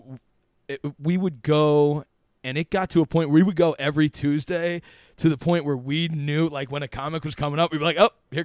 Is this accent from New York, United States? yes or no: no; Washington Crossing, Pennsylvania, United States; moved away; I lived there for shit like 15, 16 years